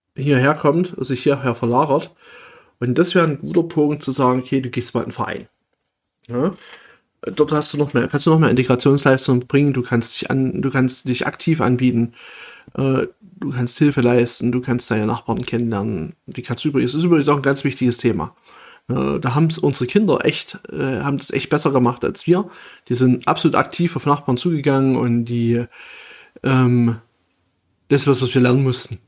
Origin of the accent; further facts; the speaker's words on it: Saxony, Germany; moved away; dass ich ursprünglich hier aus der Nähe komme